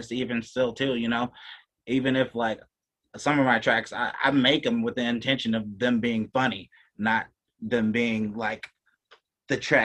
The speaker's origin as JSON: {"language": "English", "region": "Louisiana", "country": "United States", "said": "I'm from Louisiana, too, way down south"}